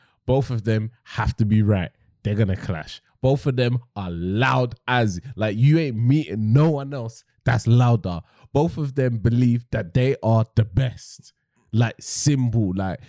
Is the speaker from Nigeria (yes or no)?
yes; Nigeria; Yeah, I'm Nigerian.